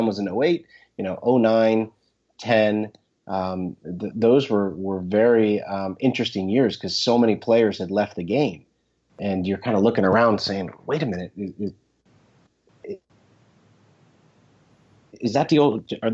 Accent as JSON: {"language": "English", "region": "New Jersey", "country": "United States", "tie": "born or raised there", "said": "I grew up in North Jersey, just west of Wall Street"}